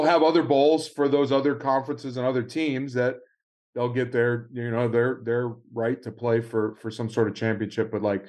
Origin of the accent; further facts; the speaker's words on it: Coral Springs, Florida, United States; my mom being from Chicago. Of course, I grew up in South Florida.